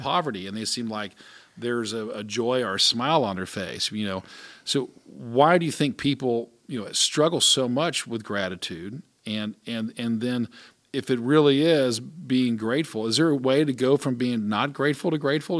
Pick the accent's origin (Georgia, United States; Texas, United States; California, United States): Georgia, United States; Atlanta; I grew up in Atlanta